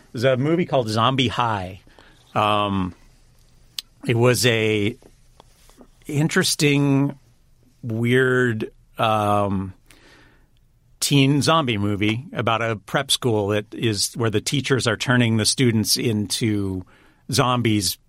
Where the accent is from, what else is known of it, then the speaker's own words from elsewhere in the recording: Pasadena, California, United States; grew up in the Pasadena area.